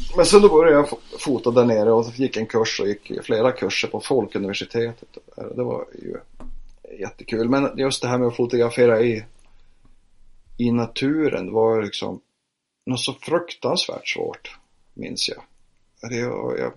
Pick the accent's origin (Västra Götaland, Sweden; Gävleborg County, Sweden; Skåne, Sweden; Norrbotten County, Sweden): Norrbotten County, Sweden; Piteå; Jag är född i Piteå så jag flyttade eh, till Piteå